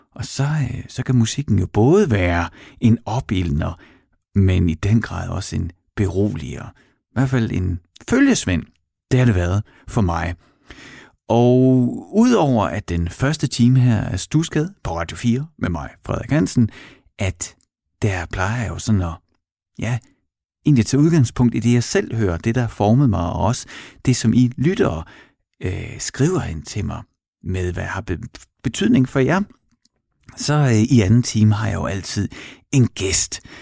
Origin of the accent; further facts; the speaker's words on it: Horsens, Central Denmark Region, Denmark; i Mimersgade i Horsens, hvor jeg voksede op med min mor og far